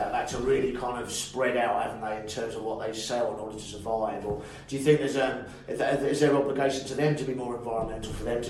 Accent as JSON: {"language": "English", "country": "United Kingdom", "said": "as British people"}